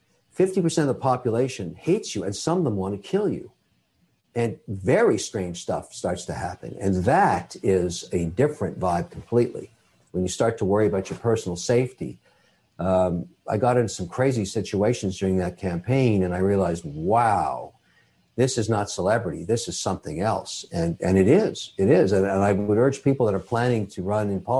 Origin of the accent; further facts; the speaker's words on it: Canada; I'm a Canadian citizen. I'm also Irish